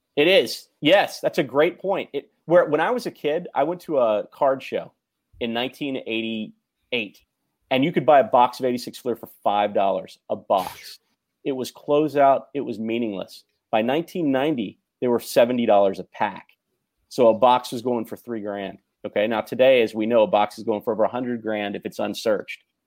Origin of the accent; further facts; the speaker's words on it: Mississippi, United States; also born or lived in Tennessee; I was a Jewish kid growing up in Mississippi and Tennessee.